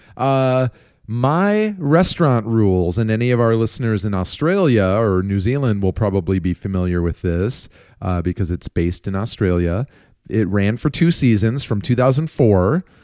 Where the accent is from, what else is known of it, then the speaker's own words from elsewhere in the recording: Minneapolis, Minnesota, United States; now in Chicago, United States; we are moving from Chicago, where we've lived for twenty years, back to our hometowns of Minneapolis